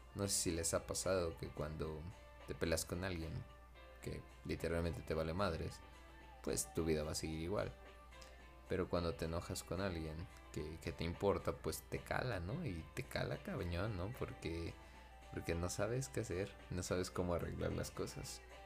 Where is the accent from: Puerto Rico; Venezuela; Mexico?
Mexico; mi pueblo natal, Napaltepec